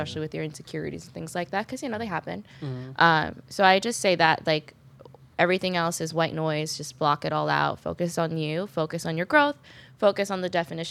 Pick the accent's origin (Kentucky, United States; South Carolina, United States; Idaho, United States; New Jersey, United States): New Jersey, United States; I'm from Jersey